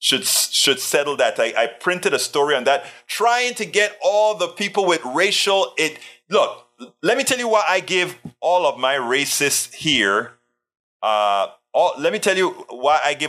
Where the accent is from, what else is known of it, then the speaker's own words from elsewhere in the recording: Coco Solo Hospital, Colón, Panama; now in United States; And that's exactly where I was born as well. My parents were Panamanians